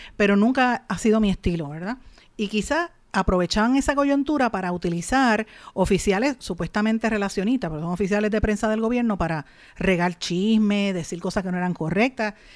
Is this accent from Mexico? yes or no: no; Puerto Rico; en Puerto Rico